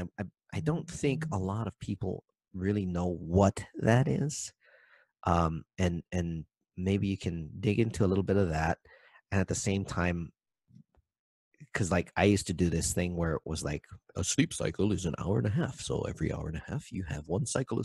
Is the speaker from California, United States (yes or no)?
no; Maui, Hawaii, United States; I'm from Maui